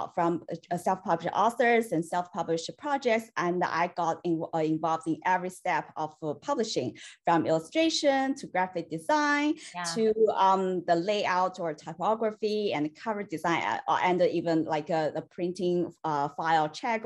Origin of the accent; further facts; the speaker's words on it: China; moved away as an adult; now in United States; I was born and raised in China